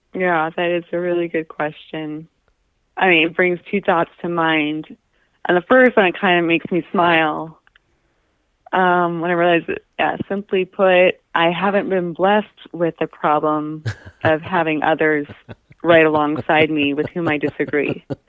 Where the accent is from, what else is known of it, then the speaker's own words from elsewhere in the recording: Anchorage, Alaska, United States; I grew up in Anchorage